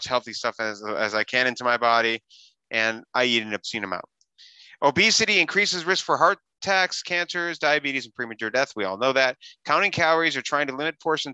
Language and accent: English; Wisconsin, United States; I grew up in Wisconsin